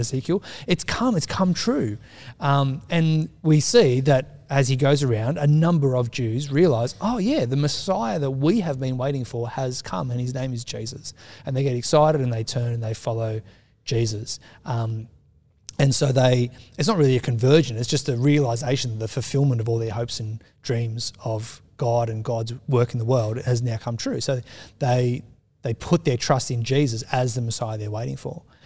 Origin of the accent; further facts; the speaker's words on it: Australia; as we've become more secular as an Australian society